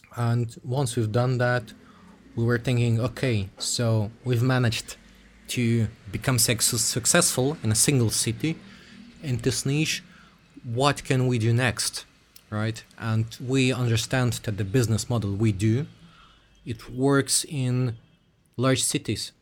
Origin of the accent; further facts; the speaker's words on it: Switzerland; moved away as an adult; also born or lived in Russia; I grew up in Switzerland from, like, zero or one year old